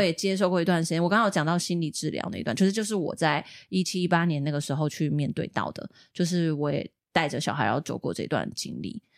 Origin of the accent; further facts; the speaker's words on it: Taiwan; 我们小时候住眷村，像是左营有一个那个八六眷村，对。那个眷村是我们老家改建的